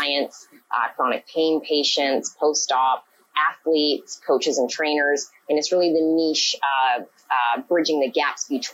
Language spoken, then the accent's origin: English; Vancouver, British Columbia, Canada; I hail from Vancouver, BC, Canada